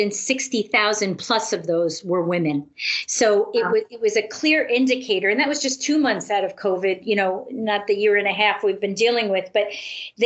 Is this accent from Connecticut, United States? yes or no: yes; Connecticut, United States; I have not left my hometown here in Connecticut since